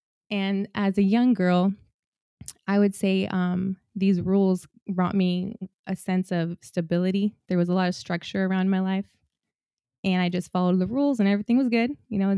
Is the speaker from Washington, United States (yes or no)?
yes; Washington, United States; I grew up in Washington State, in rural Washington State. And when I married Isaiah in 2012, after a few years of living in Washington, we came to California.